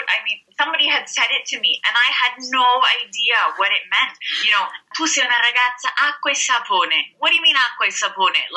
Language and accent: English; Canada; moved away as an adult; now in Siena, Italy; I'm Canadian